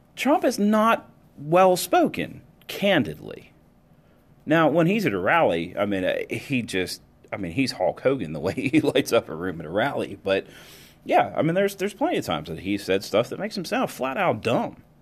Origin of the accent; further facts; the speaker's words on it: United States; as an American